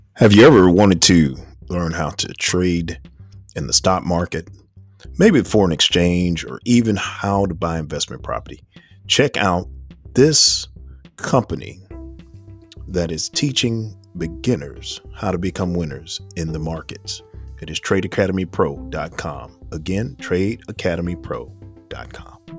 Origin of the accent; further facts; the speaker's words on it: New York, United States; as a young man, I was raised in New York